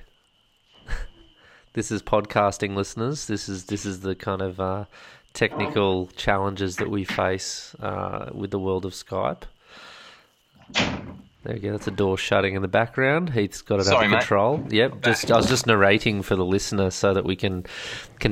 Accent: Forster, New South Wales, Australia; moved away; as an Aussie, you know, like I where I come from, which is Foster Tuncurry

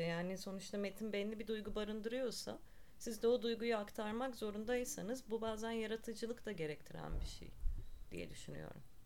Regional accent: Ankara, Turkey; also born or lived in Barcelona; 1982'de Ankara'da doğdum

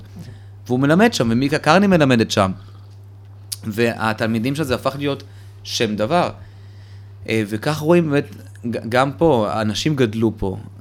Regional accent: Petah Tikva, Central District, Israel; also born or lived in Soviet Union / Moldova; גדלתי בשכונה שהיא אה, שעריה, שהיא שכונה תימנית פתח תקווה, שם קנינו דירה

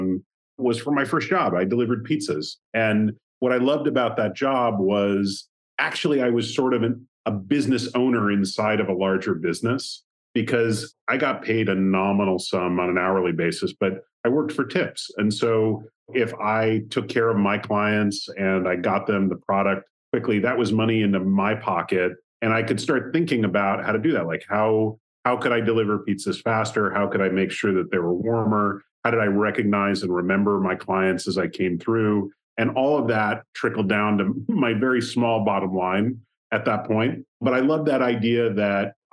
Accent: just outside of Chicago, Northern Illinois, United States; I grew up in the Midwest. I grew up in Northern Illinois, just outside of Chicago

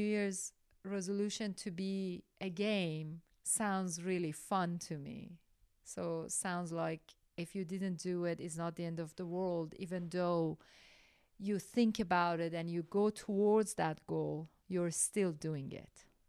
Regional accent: Iran; moved away; I grew up in Iran

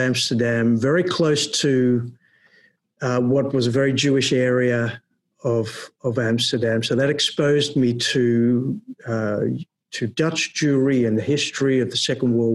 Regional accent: Melbourne, Victoria, Australia; now in Netherlands; When I grew up in Melbourne in Australia

